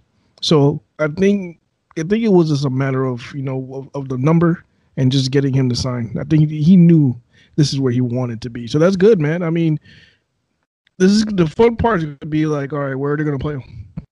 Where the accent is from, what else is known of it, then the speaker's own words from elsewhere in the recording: New York, United States; now in Miami, United States; my hometown is New York.